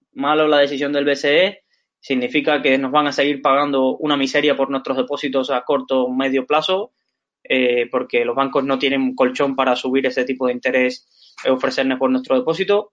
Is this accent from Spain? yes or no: yes; Valencia, Valencian Community, Spain; somos de aquí de Valencia